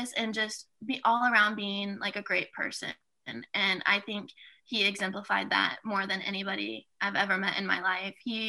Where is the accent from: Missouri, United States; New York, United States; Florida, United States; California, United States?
Missouri, United States; Kansas City; I am actually from Kansas City. I live maybe 15, 20 minutes from the stadium